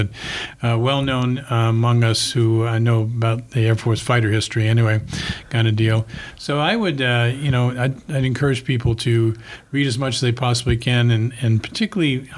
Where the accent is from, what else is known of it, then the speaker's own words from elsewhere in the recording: New York City, New York, United States; now in Denver, United States; I grew up in the Bronx in a one-bedroom apartment